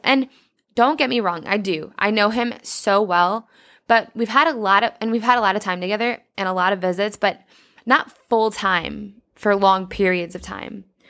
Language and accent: English; Mendota, Illinois, United States; moved away as an adult; also born or lived in Indianapolis; I'll be heading to my hometown, Mendota